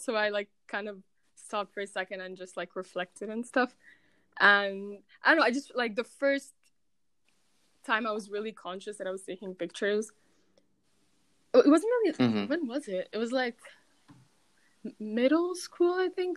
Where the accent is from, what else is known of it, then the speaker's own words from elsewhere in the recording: Cairo, Cairo Governorate, Egypt; moved away as an adult; also born or lived in Lyon, France / Manchester, England; I'm from Cairo.